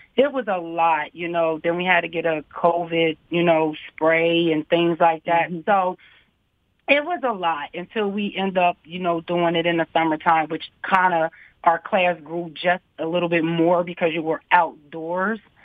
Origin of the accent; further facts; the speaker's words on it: Harrisburg, Pennsylvania, United States; also born or lived in Virginia; I'm born and raised in Harrisburg